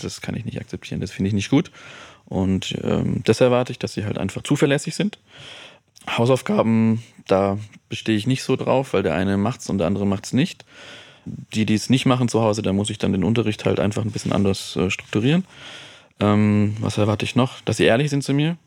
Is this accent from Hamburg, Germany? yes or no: no; Stuttgart, Baden-Württemberg, Germany; moved away as an adult; also born or lived in Freiburg; now in Munich, Germany; ich komme ja aus Stuttgart